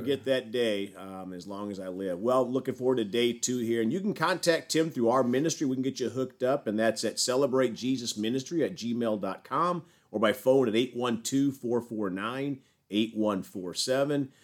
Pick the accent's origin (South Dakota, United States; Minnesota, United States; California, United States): South Dakota, United States; moved away; I'm from South Dakota originally